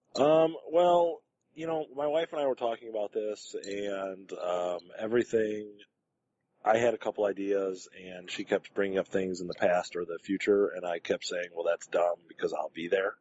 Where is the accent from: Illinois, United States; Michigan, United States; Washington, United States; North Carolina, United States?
Michigan, United States; Detroit; I'm from Detroit